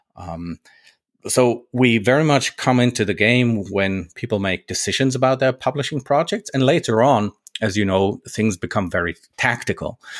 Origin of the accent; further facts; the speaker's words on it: Germany; moved away as an adult; now in Switzerland; I'm based in Switzerland now. I'm, I'm a native German. You know, I grew up in Germany.